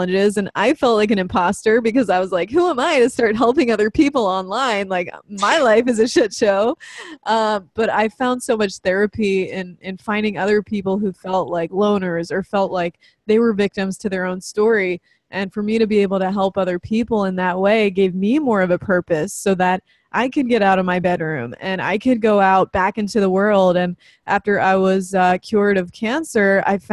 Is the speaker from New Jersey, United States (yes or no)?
yes; New Jersey, United States; also born or lived in New York; I was born in New York and lived most of my life in New Jersey, South Jersey, kind of closer to Philadelphia